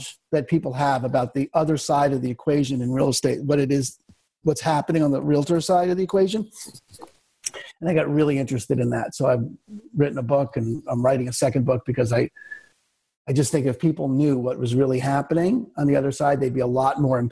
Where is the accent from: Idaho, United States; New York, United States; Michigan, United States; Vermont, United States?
New York, United States; moved away as an adult; also born or lived in Albuquerque; now in Seattle, United States; I'm originally from New York